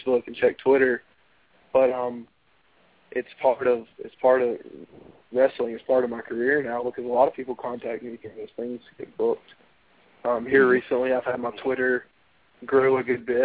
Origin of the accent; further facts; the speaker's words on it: Westminster, South Carolina, United States; my hometown, Westminster, South Carolina